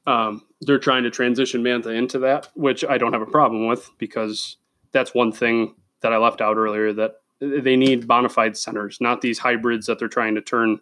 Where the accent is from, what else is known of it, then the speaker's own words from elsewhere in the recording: Buffalo, New York, United States; I'm from Buffalo, New York, but I'm a diehard Detroit Red Wings fan.